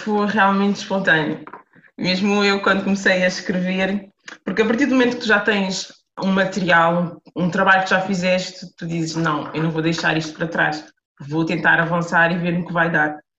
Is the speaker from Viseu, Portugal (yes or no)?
no; Lisbon, Portugal; moved away as an adult; also born or lived in Amadora / France; eu sou de Lisboa, nasci e cresci em Lisboa, uh, morei a maior parte da minha vida eh, na Amadora